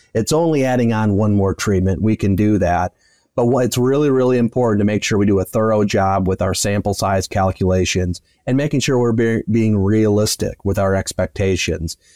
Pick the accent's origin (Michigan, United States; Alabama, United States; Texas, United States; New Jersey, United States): Michigan, United States; West; moved away as an adult; now in Kansas, United States; I grew up in West Michigan on a small family farm and then came out to Kansas State